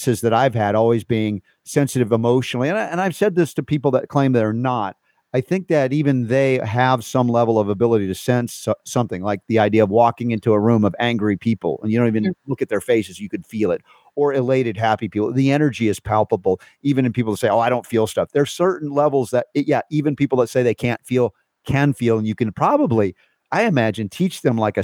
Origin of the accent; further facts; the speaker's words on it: United States; I grew up in America, the West